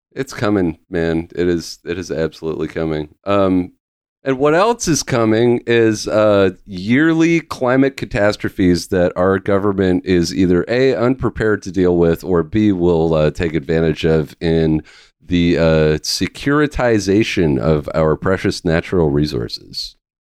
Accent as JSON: {"language": "English", "area": "Vancouver Island", "region": "British Columbia", "country": "Canada", "tie": "born or raised there", "said": "I grew up in Va, uh, in British Columbia, I grew up on Vancouver Island"}